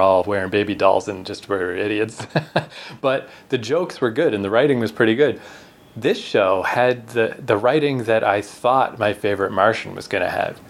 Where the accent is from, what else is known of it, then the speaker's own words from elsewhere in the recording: Canada; we're from Canada.